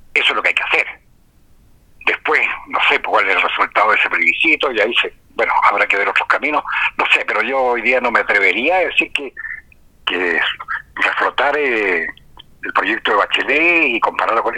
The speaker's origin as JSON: {"language": "Spanish", "country": "Chile", "said": "como sociedad chilena"}